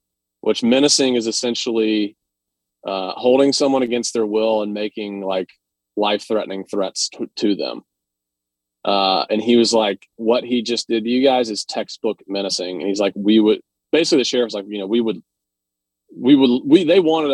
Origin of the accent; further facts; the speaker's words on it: Atlanta, Georgia, United States; I'm from Atlanta